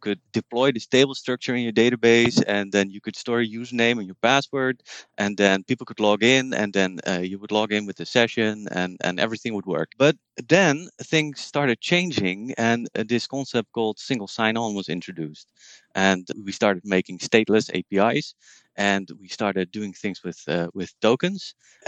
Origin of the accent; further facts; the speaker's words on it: Netherlands; English is a second language; I'm from the Netherlands. I live in Utrecht